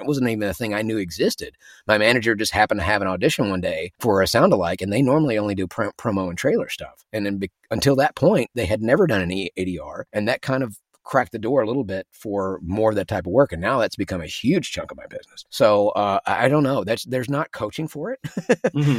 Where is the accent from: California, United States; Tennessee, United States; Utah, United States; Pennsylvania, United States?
Tennessee, United States; Memphis; accent: Southern; moved away; my accent's got a little bit of Southern in it because I'm from Memphis. My Memphis accent is not so strong